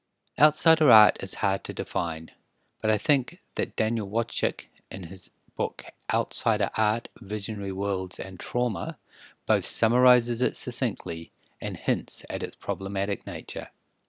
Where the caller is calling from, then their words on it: New Zealand; I am podcasting from Aotearoa, New Zealand. We are in the South Pacific Ocean, just east of Australia and very far west of South America.